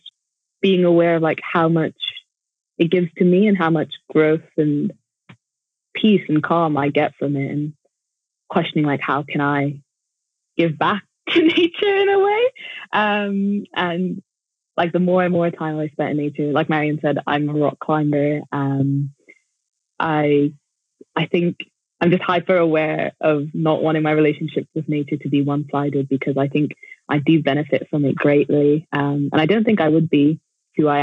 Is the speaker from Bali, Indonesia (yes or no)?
no; Jakarta, Indonesia; now in Sheffield, United Kingdom; I grew up in Jakarta, which is like one of the biggest cities in the world